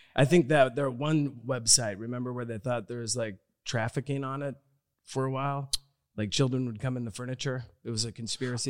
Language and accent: English; Omaha, Nebraska, United States; my folklore growing up in Omaha was at Humble Park.